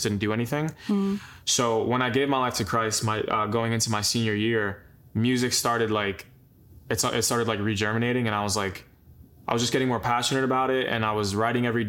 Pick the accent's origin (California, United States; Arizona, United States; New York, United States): New York, United States; Long Island; moved away; we grew up in Long Island together